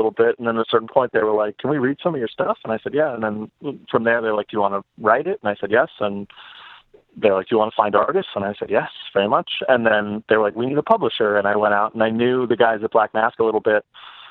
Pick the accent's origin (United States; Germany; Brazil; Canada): United States; New York City, New York; I grew up in New York